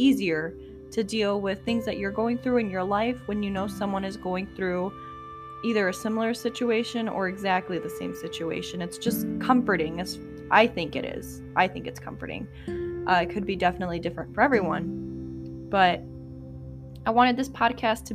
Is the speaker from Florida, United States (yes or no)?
no; Chicago, Illinois, United States; moved away as an adult; now in Indiana, United States; I was born and raised in Chicago, Illinois.